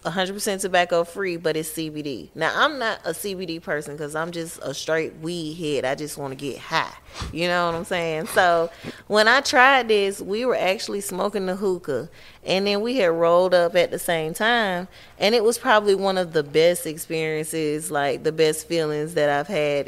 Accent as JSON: {"language": "English", "town": "Atlanta", "region": "Georgia", "country": "United States", "tie": "born or raised there", "said": "Born and raised Georgia peach."}